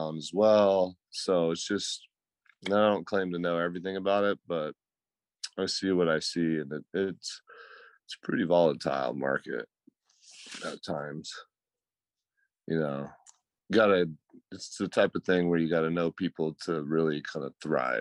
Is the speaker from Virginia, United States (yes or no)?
no; Georgia, United States; now in California, United States; I moved out here from Georgia